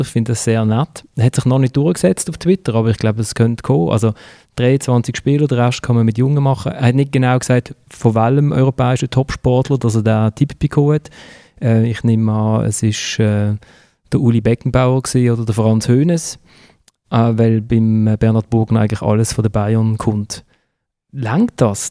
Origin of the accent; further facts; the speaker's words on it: Basel, Basel-Stadt, Switzerland; als Basler, wo in der Nazi B groß geworden ist